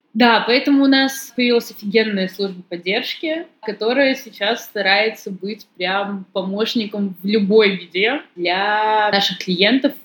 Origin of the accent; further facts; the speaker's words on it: Saint Petersburg, Russia; Я сама из Петербурга